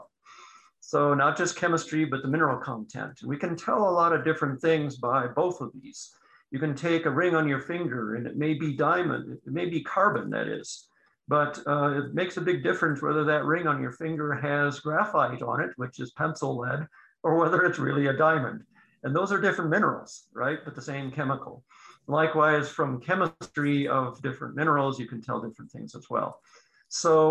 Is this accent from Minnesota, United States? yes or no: yes; Minnesota, United States; moved away; Minnesota, my home state originally